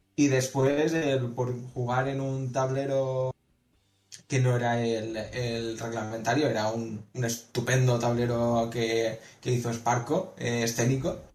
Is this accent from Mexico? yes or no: no; Valencia, Valencian Community, Spain; soy un jugador de Valencia